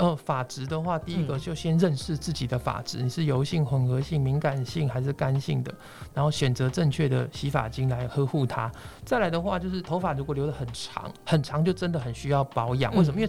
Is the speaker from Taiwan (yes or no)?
yes; Taiwan; 但是根据我们台湾人的金科玉律，当然是不要最好了